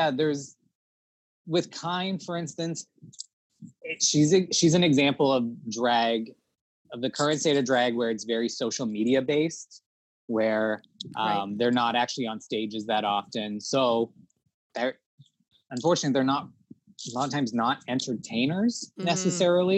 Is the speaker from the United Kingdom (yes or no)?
no; Toronto, Ontario, Canada; we're from Toronto